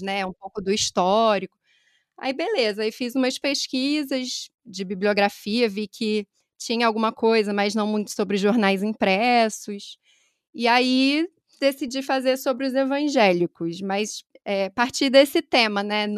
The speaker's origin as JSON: {"language": "Portuguese", "town": "Niterói", "region": "Rio de Janeiro", "country": "Brazil", "accent": "Rio", "moved": "as an adult", "lives_now": "São Paulo, Brazil", "said": "Meu sotaque também vai denunciar que eu sou do Rio, nasci em Niterói, mas já estou há quase seis anos aqui em São Paulo."}